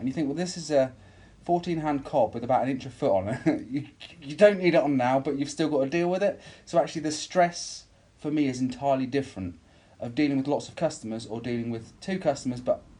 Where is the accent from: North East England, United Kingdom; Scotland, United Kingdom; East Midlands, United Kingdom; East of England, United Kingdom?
East Midlands, United Kingdom; Silverstone; moved away as an adult; also born or lived in Warwickshire; now in Norfolk, United Kingdom; I moved from home to the college to stay for 2 years to do a motorsport engineering course. I grew up in Silverstone